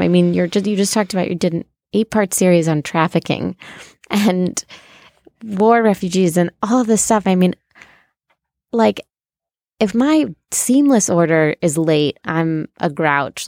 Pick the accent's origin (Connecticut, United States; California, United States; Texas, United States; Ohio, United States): Ohio, United States; now in New York, United States; I'm from Ohio